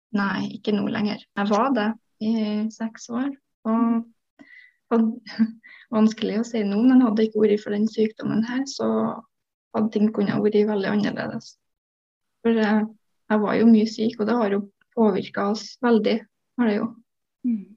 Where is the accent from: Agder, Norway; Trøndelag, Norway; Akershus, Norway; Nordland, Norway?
Trøndelag, Norway; also born or lived in Oslo; Jeg flytta jo fra Oslo tilbake til Trøndelag igjen etter det